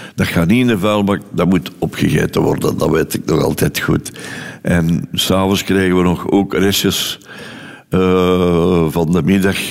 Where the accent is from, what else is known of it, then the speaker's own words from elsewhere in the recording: Londerzeel, Flanders, Belgium; ik ben geboren in Londerzeel op 13 juli 1940